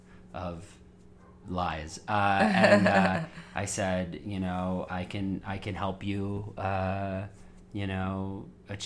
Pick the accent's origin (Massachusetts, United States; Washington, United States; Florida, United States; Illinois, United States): Florida, United States; Fort Lauderdale; also born or lived in Los Angeles, California; now in New York, United States; I spent my childhood in Fort Lauderdale, Florida